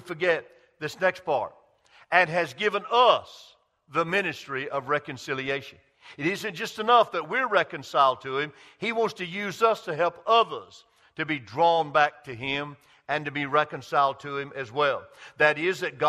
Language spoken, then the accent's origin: English; Greenville, South Carolina, United States; on a mill village where I grew up in Greenville, South Carolina